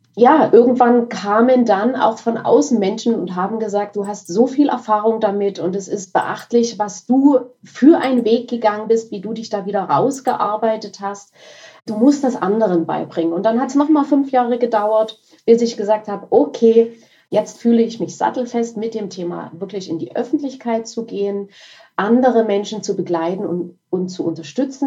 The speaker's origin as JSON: {"language": "German", "town": "Dresden", "region": "Saxony", "country": "Germany", "said": "ich bin aus Dresden."}